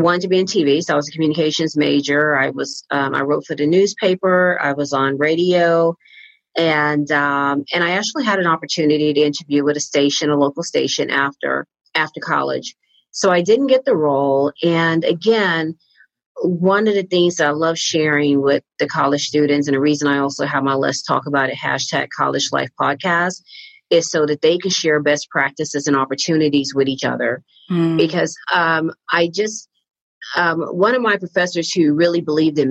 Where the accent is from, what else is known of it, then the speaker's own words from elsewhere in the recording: Galveston, Texas, United States; I grew up in Galveston, Texas, about 40 miles outside of Houston